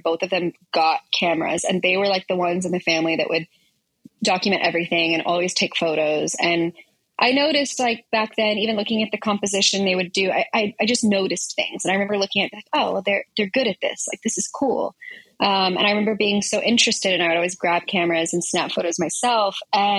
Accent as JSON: {"language": "English", "region": "Texas", "country": "United States", "said": "because I came from Texas, and I basically was working there and was able to transfer out to California"}